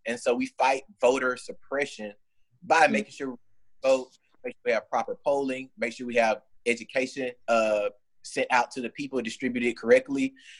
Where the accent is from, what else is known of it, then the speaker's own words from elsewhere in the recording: Georgia, United States; moved away as an adult; now in Birmingham, United States; I'm from Georgia originally. And, you know, for, I would say, probably like a year and a half, I was still registered in Georgia. So I would, like, drive all the way to South Georgia to vote. But I'm in Birmingham